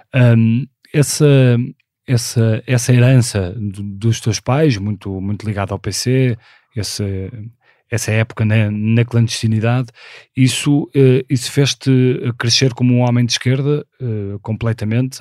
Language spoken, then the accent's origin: Portuguese; Porto, Norte, Portugal; nasci no Porto em 1976